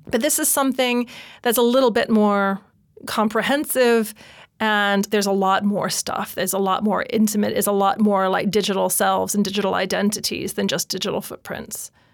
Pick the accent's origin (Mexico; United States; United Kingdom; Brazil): United States; moved away; I'm an expat. I'm from America.